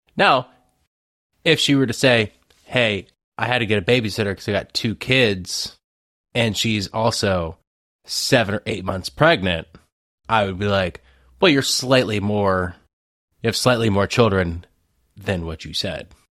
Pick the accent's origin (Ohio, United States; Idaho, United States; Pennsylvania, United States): Ohio, United States; I'm from Ohio. I used to call it pop.